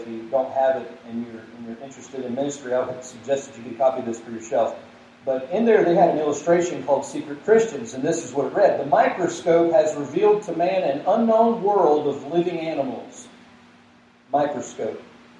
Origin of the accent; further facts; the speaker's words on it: the South, United States; but even growing up in the South, I know a little bit of the value of salt